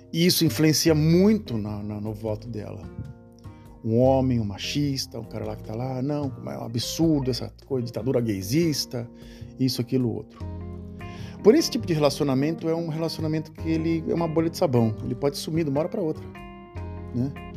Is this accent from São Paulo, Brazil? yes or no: yes; Santos, São Paulo, Brazil; moved away; às vezes de Santos, da cidade onde eu nasci